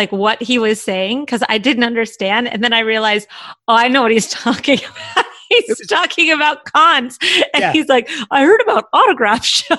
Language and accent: English; California, United States; moved away; also born or lived in Mississippi; I grew up in California.